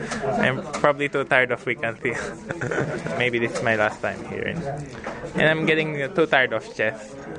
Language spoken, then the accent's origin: English; Philippines; now in Toronto, Canada